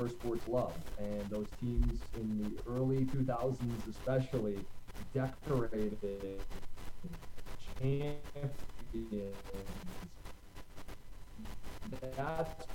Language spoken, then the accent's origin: English; Livonia, Michigan, United States; I'm from the east side of the state, Livonia, a suburb of Detroit. Grew up there and spent like my entire youth there.